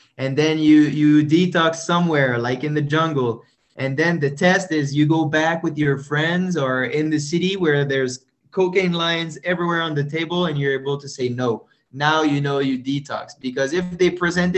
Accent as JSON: {"language": "English", "town": "Saint-Jean-Baptiste", "region": "Quebec", "country": "Canada", "tie": "born or raised there", "first_language": "French", "second_language": "English", "moved": "yes", "said": "I arrived into this world in a little town called Saint-Jean-Baptiste de Rouville. So my first language is French. It's super Quebecers"}